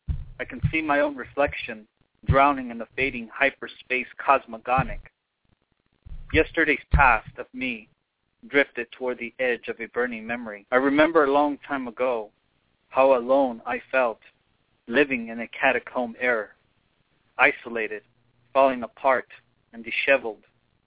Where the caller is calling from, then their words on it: Los Angeles, California, United States; I'm calling from what I like to call Hollywood Babylon.